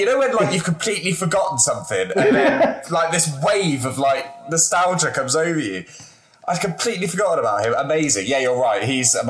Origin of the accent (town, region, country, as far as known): England, United Kingdom; born or raised there